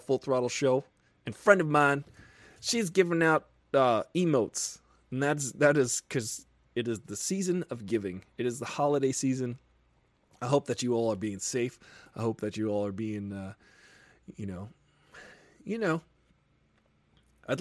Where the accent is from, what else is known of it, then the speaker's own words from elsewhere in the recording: Long Island, New York, United States; moved away; I'm from New York originally. I'm from Long Island